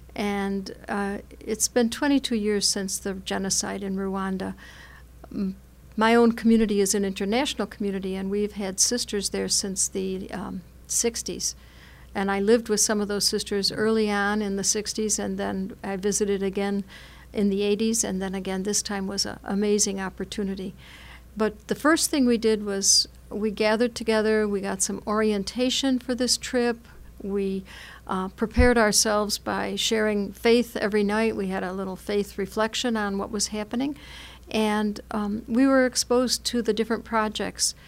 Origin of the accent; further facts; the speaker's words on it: United States; as American Catholics